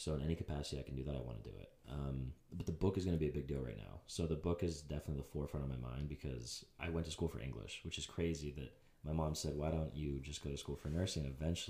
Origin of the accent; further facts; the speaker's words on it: Pittsburgh, Pennsylvania, United States; also born or lived in Huntington Beach; So I come from Pittsburgh, as we said.